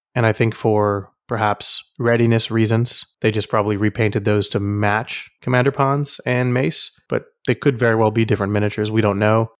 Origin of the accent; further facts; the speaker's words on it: Houston, Texas, United States; I'm from Houston